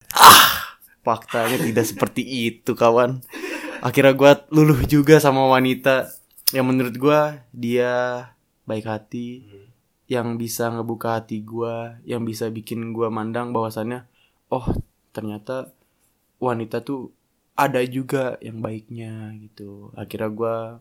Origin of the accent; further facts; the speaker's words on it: Jakarta, Indonesia; now in Bogor, Indonesia; gue lahir di Jakarta